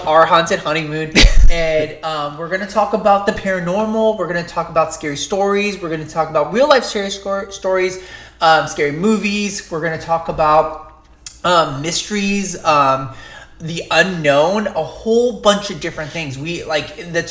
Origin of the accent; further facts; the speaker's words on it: Long Beach, California, United States; moved away as an adult; now in Los Angeles, United States; We grew up in Orange County area, Long Beach